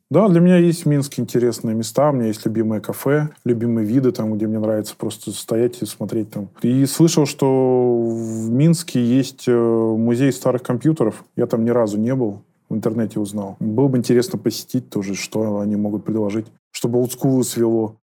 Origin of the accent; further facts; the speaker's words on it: Liski, Voronezh Oblast, Russia; Сам я из Воронежской области из города Лиски